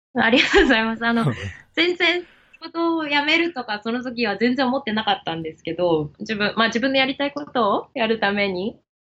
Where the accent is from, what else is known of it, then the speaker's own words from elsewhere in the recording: Japan; moved away as an adult; 生まれ、生まれ育ちはですね、あの、ずっと日本ででして